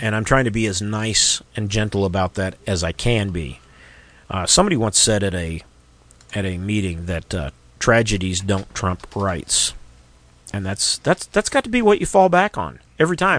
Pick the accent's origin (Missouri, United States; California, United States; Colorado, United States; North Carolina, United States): Missouri, United States; Missouri, my home state